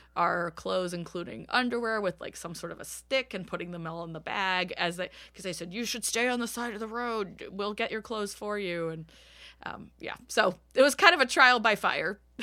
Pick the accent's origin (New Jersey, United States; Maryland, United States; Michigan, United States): Maryland, United States; Bowie; also born or lived in Washington, D.C. metropolitan area; now in Philadelphia, United States; I grew up in Bowie, Maryland, which is a suburb of DC